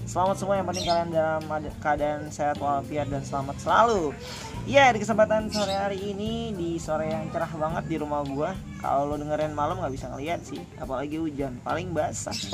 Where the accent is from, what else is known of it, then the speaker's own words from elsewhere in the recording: Jakarta, Indonesia; enggak buktinya gue bisa gue dari Jakarta ya kan